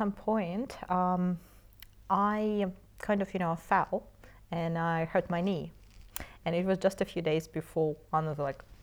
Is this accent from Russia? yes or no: yes; Moscow, Russia; I was born in Moscow.